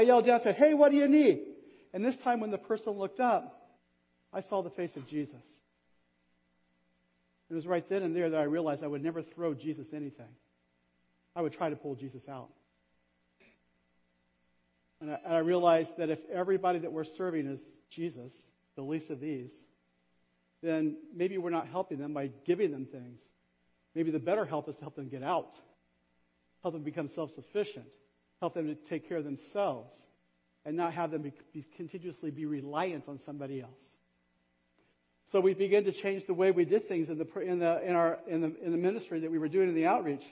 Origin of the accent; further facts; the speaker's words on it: Kokomo, Indiana, United States; moved away as an adult; I grew up in Kokomo. Actually, I grew up in Kokomo.